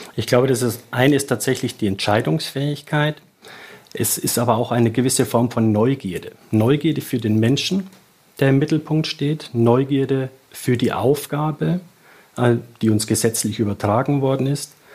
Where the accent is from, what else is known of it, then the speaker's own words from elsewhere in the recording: south of Regensburg, Bavaria, Germany; accent: Bavarian; ich bin äh, südlich von Regensburg aufgewachsen.